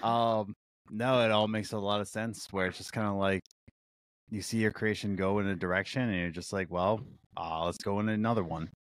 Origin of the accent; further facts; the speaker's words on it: Philadelphia, Pennsylvania, United States; my hometown of Philly